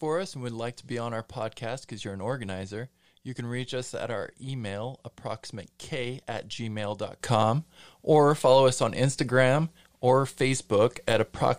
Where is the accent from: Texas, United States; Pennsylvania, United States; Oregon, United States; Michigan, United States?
Oregon, United States; now in Salt Lake City, United States; I'm an Oregonian theater kid